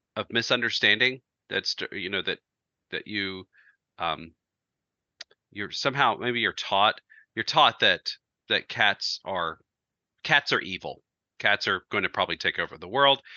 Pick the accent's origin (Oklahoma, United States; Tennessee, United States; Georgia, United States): Georgia, United States; We, we grew up in Georgia